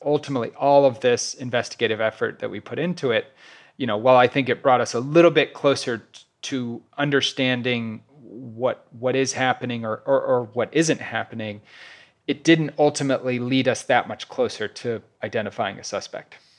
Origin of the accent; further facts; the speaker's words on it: Kansas City, Missouri, United States; moved away as an adult; also born or lived in New York; I recently moved to Kansas City, Missouri, which is my hometown